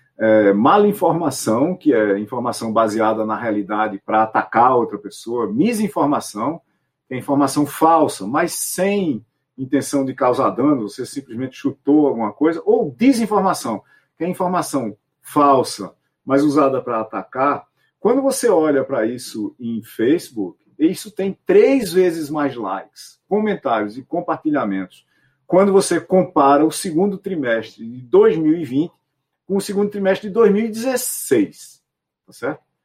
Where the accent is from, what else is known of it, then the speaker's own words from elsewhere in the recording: Itaporanga, Paraíba, Brazil; minha cidade, Itaperuá, no interior da Paraíba